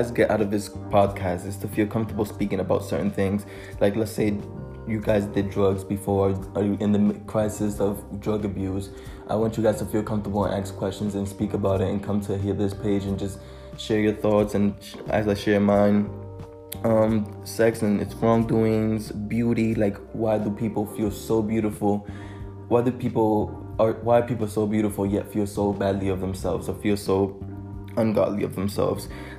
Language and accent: English; Dominican Republic; also born or lived in New York City, United States; I was born in New York City in the year 2000. I moved to Dominican Republic to live with my grandparents and my older brother, because my parents were working too much.